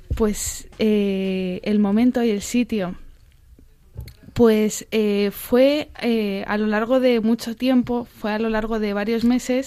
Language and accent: Spanish; Albacete, Castilla-La Mancha, Spain; Yo soy de Albacete